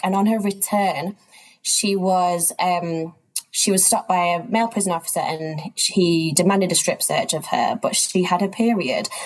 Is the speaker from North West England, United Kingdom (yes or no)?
yes; Manchester, North West England, United Kingdom; moved away as an adult; also born or lived in East Africa; now in London, United Kingdom; I'm from Manchester in the UK, but I actually live and work between London and areas of East Africa. Um, I grew up up here